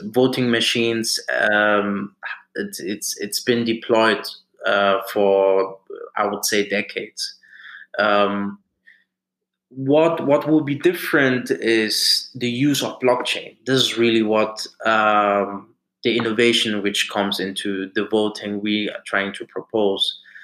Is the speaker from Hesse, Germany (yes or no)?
yes; Frankfurt, Hesse, Germany; moved away as an adult; also born or lived in Nigeria; now in United Kingdom; I'm a Nigerian, uh, born in Germany in Frankfurt, and uh, came to the UK in 2011 uh, for my studies